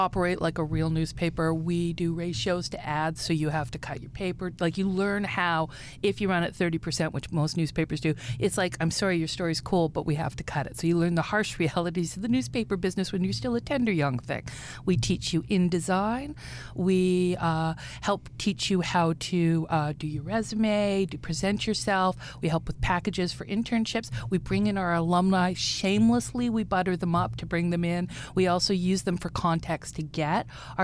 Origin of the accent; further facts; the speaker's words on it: Regina, Saskatchewan, Canada; moved away; also born or lived in Vancouver; I'm originally from Regina